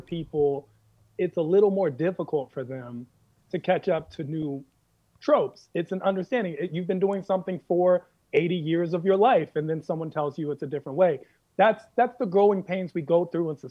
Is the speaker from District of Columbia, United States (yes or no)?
yes; Washington, District of Columbia, United States; I'm originally from Washington, D.C. In Washington, D.C., there was a time when I was a kid